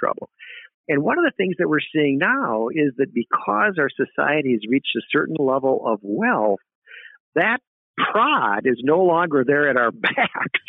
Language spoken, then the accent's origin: English; South Dakota, United States; I grew up in what would they call a big town in South Dakota